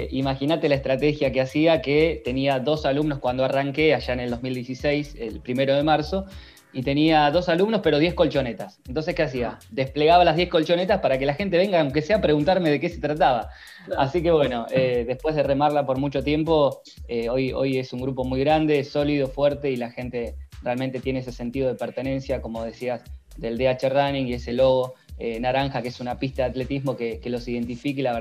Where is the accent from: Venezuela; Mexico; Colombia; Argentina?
Argentina; Rojas, Buenos Aires Province; moved away as an adult; now in Junín, Argentina; yo soy de Rojas, de una ciudad muy cerca de acá de, Junín. A los 18 años me fui a vivir a Buenos Aires y hace 5 años que estoy viviendo acá en la ciudad de Junín.